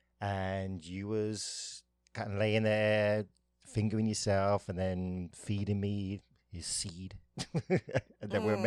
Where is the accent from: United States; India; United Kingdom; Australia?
United Kingdom; England; I'm English.